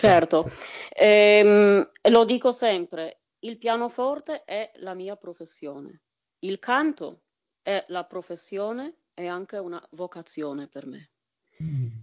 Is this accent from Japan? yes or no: no; Bydgoszcz, Kuyavian-Pomeranian Voivodeship, Poland; Italian is a second language; moved away as an adult; also born or lived in Italy; now in Germany; La mia città, proprio per dire eh, di che cosa si tratta, si chiama Bedgost scritta però, attenzione, B, I, D, G, O, S, Z, C